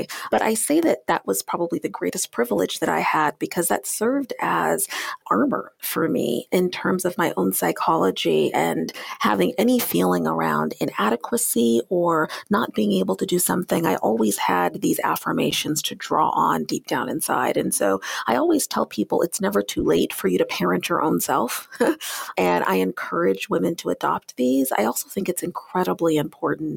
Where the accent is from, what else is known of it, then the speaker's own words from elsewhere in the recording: Tacoma, Washington, United States; I was born 9 months later at Fort Lewis Army Base in Tacoma, Washington, which is how I came to hail from the Pacific Northwest